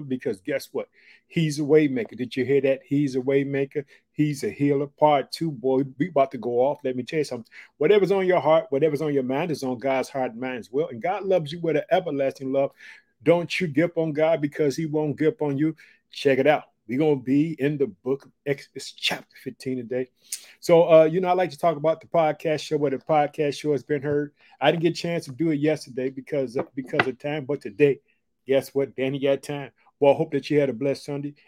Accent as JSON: {"language": "English", "region": "Illinois", "country": "United States", "tie": "born or raised there"}